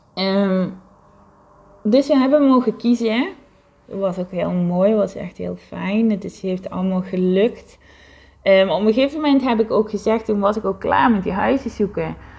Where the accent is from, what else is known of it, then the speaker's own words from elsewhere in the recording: South Limburg, Netherlands; moved away as an adult; now in Heiloo, Netherlands; waar ik het grootste gedeelte van mijn leven eh, gewoond heb, waar ik opgegroeid ben als kind